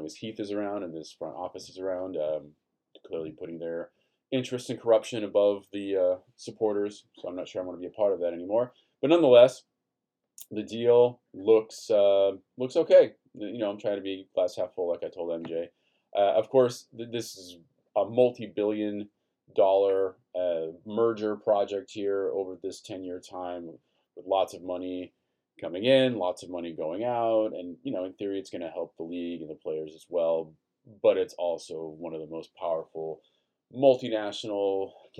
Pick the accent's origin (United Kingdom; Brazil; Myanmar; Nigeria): Brazil; now in Minneapolis, United States; I grew up with in Brazil